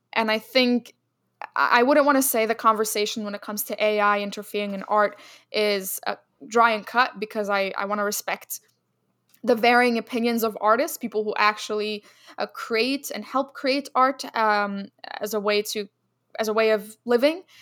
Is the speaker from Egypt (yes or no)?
yes; Egypt; moved away; Egypt, my home country